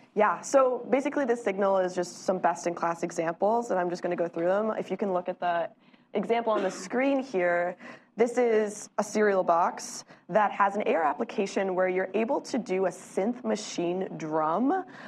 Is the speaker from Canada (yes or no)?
yes; Canada; Canadian supermarkets, my home country